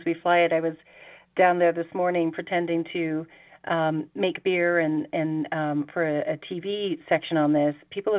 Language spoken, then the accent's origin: English; England, United Kingdom; now in Colorado Springs, United States; I was born and raised in England